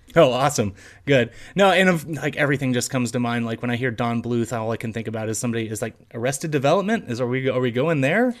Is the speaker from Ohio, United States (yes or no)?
no; Fort Worth, Texas, United States; We're all from Fort Worth, Texas